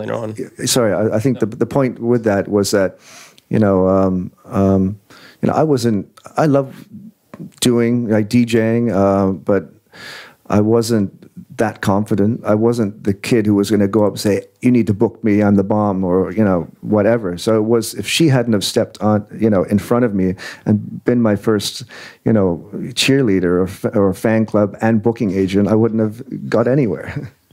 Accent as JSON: {"language": "English", "town": "Windsor", "region": "Ontario", "country": "Canada", "tie": "born or raised there", "also_born_or_lived": "England", "said": "I was born in England, born in England. I went to Canada in 1979. So when we got there, it was like, well, here's Windsor, here's Detroit"}